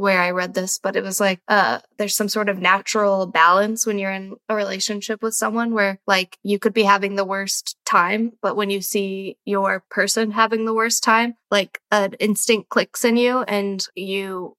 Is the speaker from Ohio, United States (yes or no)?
no; Kansas City, Missouri, United States; now in Brooklyn, United States; Kansas City, which is my hometown